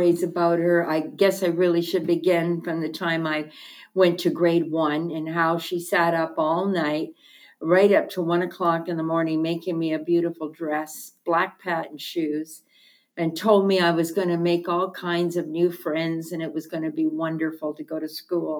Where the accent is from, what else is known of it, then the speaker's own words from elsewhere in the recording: Hamilton, Ontario, Canada; I was born and raised in Hamilton, Ontario.